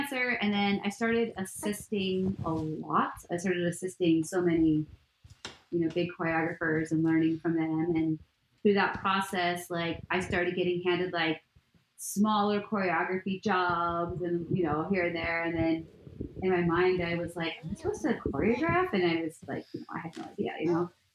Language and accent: English; Miami, Florida, United States; moved away as an adult; I'm from Miami.